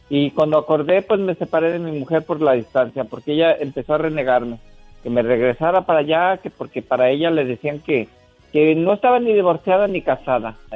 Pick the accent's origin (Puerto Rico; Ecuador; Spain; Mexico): Mexico; moved away as an adult; Yo me vine de México porque pues yo quería buscar un mejor futuro para mi familia, trabajar.